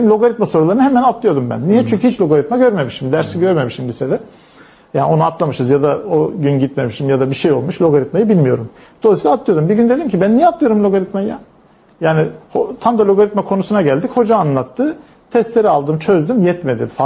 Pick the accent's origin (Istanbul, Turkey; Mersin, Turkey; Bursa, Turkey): Istanbul, Turkey; Şeyde şimdi ben Zeytinburnu çocuğuyum doğma büyüme. Tabii biz çamurlu sokaklarda büyüdük.